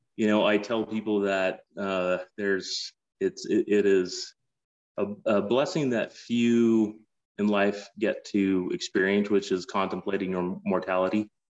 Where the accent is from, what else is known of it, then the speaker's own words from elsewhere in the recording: Salt Lake City, Utah, United States; moved away as an adult; also born or lived in San Francisco / Boston / New York / Phoenix, Arizona; I grew up in Salt Lake City.